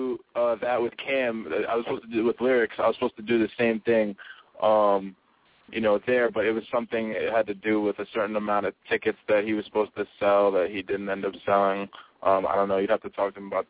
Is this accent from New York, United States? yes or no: yes; New York, United States; I'm from New York